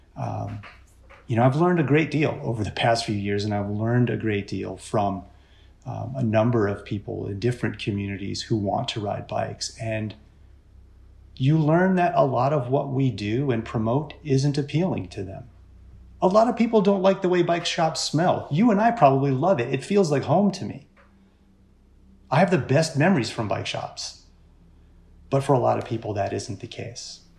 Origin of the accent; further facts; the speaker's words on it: Richmond, Virginia, United States; also born or lived in Orange County, California; now in Portland, United States; I grew up in Richmond, Virginia